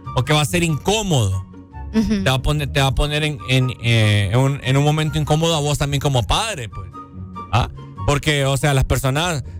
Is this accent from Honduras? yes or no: yes; Honduras; nosotros como hondureños